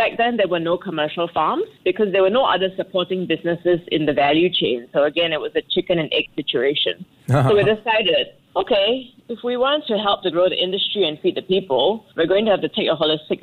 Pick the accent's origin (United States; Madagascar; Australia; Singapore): Singapore; moved away as an adult; now in Rwanda; being Singaporean